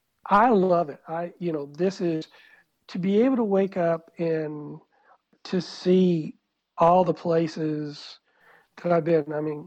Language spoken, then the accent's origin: English; South Georgia, United States; accent: South Georgia; moved away as an adult; also born or lived in Kuwait / China; now in Bulgaria; this was in South Georgia, so I went in my South Georgia accent.